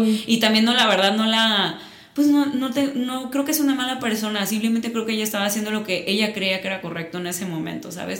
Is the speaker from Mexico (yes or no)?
yes; Mazatlán, Sinaloa, Mexico; accent: Sinaloan; moved away as an adult; now in Guadalajara, Mexico; yo nací en Mazatlán, llevo aquí viviendo ocho años. Siempre me dicen, ya eres tapatía. Y yo, claro que no, yo sigo siendo sinaloense. escucha mi acento.